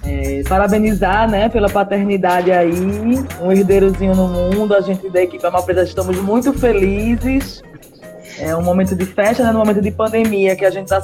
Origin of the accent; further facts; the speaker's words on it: Pernambuco, Brazil; moro aqui em Pernambuco, sou daqui de Pernambuco.